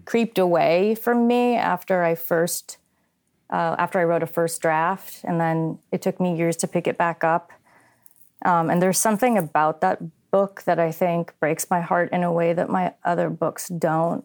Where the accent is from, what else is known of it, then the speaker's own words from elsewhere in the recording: New England, United States; I'm from New England.